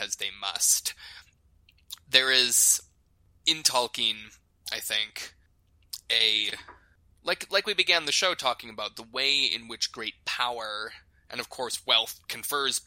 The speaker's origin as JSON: {"language": "English", "region": "South Dakota", "country": "United States", "tie": "born or raised there", "said": "the Lakota people where I grew up in South Dakota"}